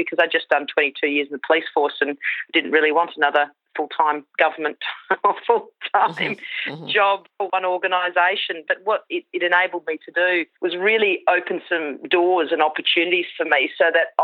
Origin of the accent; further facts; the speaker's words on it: Queensland, Australia; I grew up in Queensland, a small rural property there.